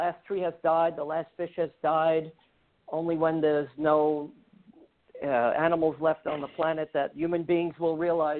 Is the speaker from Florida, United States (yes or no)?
no; New York City, New York, United States; I'm mainly known as a bass player in New York City, born and raised in Bensonhurst, Brooklyn.